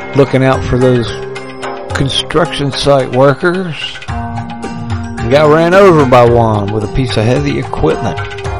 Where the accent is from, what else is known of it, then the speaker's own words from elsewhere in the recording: Huntington, West Virginia, United States; my hometown airport, Huntington, West by God, Virginia